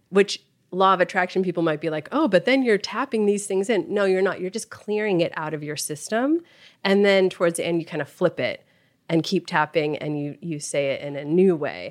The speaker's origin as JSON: {"language": "English", "town": "Los Angeles", "region": "California", "country": "United States", "tie": "born or raised there", "said": "I grew up here in Los Angeles"}